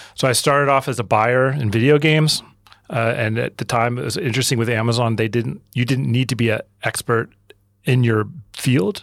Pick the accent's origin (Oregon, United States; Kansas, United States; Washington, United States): Oregon, United States; moved away as an adult; also born or lived in San Diego / New York; I grew up in Oregon.